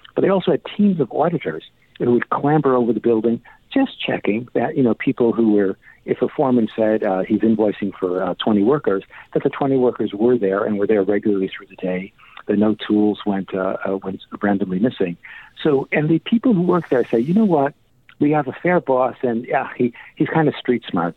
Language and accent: English; Chicago, Illinois, United States; now in England, United Kingdom; I grew up in Chicago. I somewhat have my accent, but I lived in uh, uh, England for a long time.